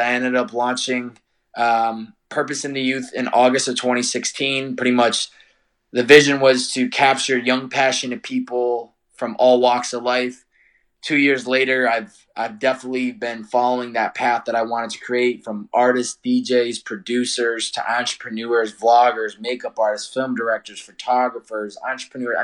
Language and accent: English; Chicopee, Massachusetts, United States; I'm from Chicopee, Massachusetts originally.